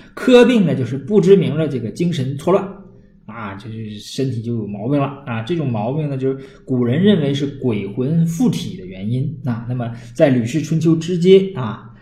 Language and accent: Chinese; Northeast China, China; accent: Northeastern Mandarin; 我们东北话